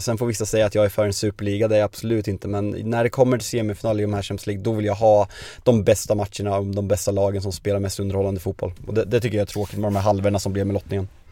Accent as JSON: {"language": "Swedish", "country": "Sweden"}